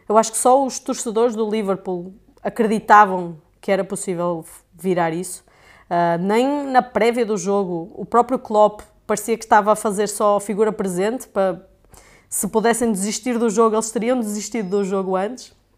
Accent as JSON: {"language": "Portuguese", "region": "North", "country": "Portugal", "accent": "Portuguese", "said": "eu sou portuguesa, como já devem ter percebido, né? Foi é, Uh, meu sotaque"}